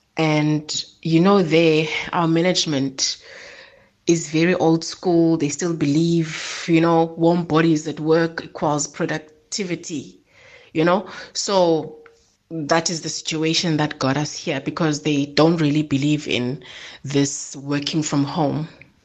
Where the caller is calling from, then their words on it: Eastern Cape, South Africa; I'm calling from the Eastern Cape.